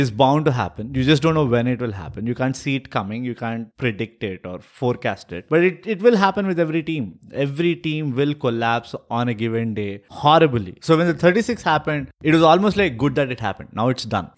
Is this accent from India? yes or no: yes; India; as an Indian